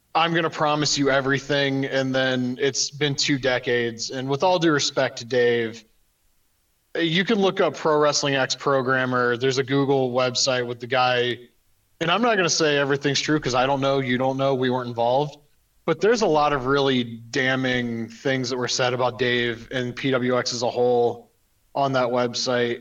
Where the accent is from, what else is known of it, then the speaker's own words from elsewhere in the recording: Western Ohio, United States; I'm from Western Ohio